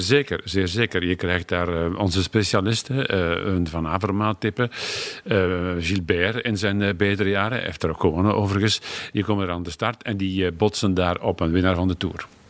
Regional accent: Flanders, Belgium; als Vlaming

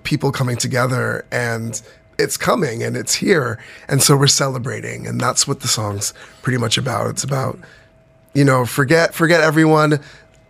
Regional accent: Toronto, Ontario, Canada; moved away as an adult; also born or lived in Trinidad and Tobago; now in United Arab Emirates; I was in Canada and grew up with like R&B, hip hop

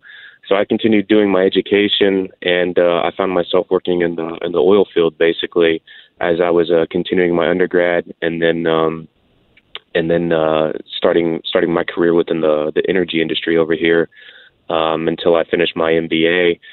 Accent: Houston, Texas, United States; So I'm a Houston, Texas born and raised out here in Texas.

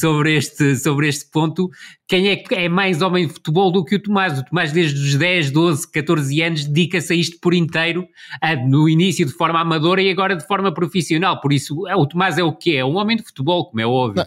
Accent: Vila do Conde, Norte, Portugal; através do clube da, da minha terra, ou do, do, do Rio Ave

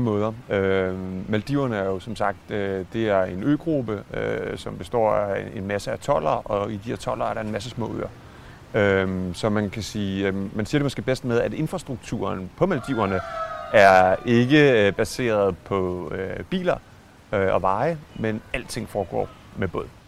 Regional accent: Denmark

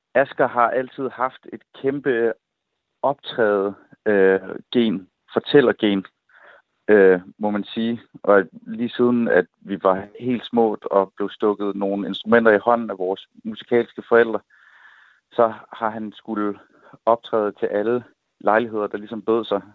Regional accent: Assens, Southern Denmark, Denmark; hjemme i Assens

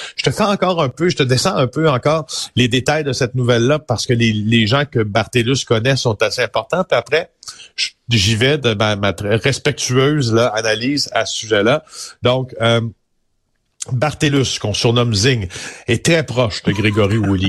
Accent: Témiscamingue, Quebec, Canada; je viens du Témiscamingue, d'accord, une région que j'adore, euh, qui, qui où, j'ai eu une, enfance merveilleuse dans la nature

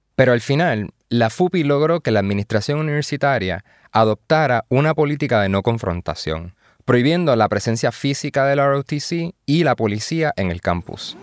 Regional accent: Puerto Rico; como puertorriqueños

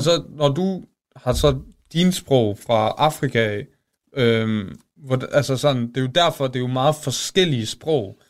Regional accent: Denmark; first language Danish; jeg, jeg er født i Danmark, og det var så mit første sprog

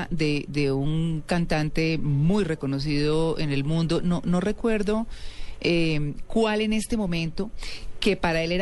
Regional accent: São Paulo, Brazil; first language Portuguese; Spanish is a second language; moved away; Yo nací en San Paulo, María Clara.

